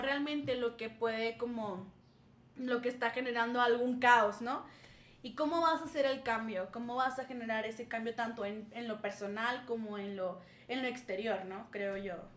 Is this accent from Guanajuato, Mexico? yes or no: no; Saltillo, Coahuila, Mexico; moved away as an adult; now in Querétaro, Mexico; Yo soy de Saltillo, orgullosamente del norte